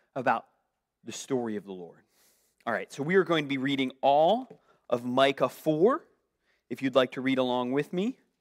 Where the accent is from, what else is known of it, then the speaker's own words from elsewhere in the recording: Northeast, United States; moved away; I'm from the Northeast.